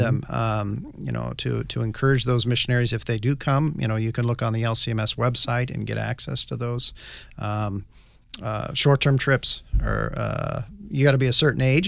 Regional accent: Northwest, United States; I grew up in the Northwest

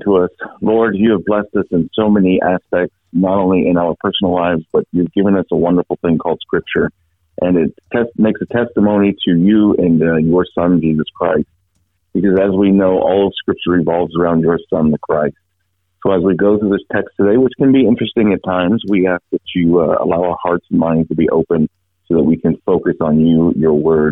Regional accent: Florida, United States; moved away as an adult; also born or lived in Tampa, Florida; now in Grangeville, United States; I'm originally from Florida

